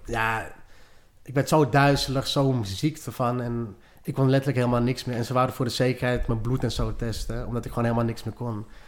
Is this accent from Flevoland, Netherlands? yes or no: yes; Lelystad, Flevoland, Netherlands; also born or lived in Maastricht; Opgegroeid ook in Lelystad